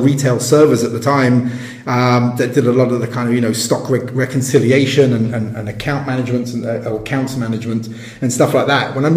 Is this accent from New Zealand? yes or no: no; England, United Kingdom; first language English; moved away as an adult; as an Englishman kind of based abroad